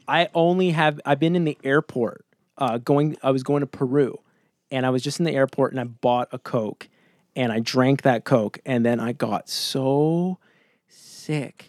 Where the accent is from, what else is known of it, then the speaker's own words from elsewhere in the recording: rural Ontario, Canada; living up in the middle of nowhere in Canada, uh, Ontario nowhere